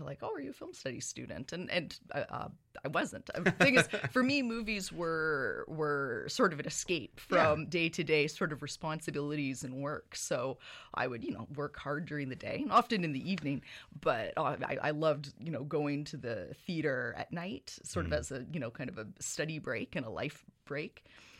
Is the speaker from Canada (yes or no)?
yes; Victoria, British Columbia, Canada; moved away as an adult; now in Kingston, Canada; So I've lived in Kingston for the past 12 years. I moved here in 2006, but I'm from Victoria, BC originally. So I'm a West Coaster, born and raised on the island.